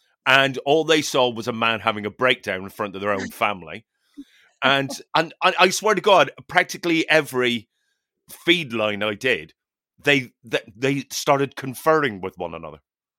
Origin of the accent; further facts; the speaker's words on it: Newtownards, Northern Ireland, United Kingdom; And it was a gig in Bangor, County Down, which is, it's the rival town to my hometown, Newton Orange.